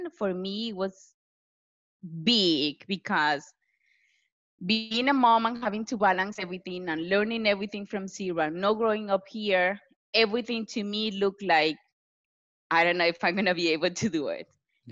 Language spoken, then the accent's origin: English; Venezuela; moved away as an adult; now in United States; I actually studied civil engineer back in Venezuela. I'm from Venezuela